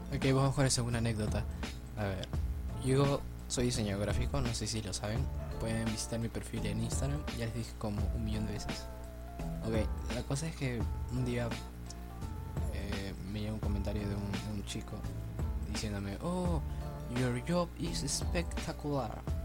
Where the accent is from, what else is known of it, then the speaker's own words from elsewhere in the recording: Peru; soy de Perú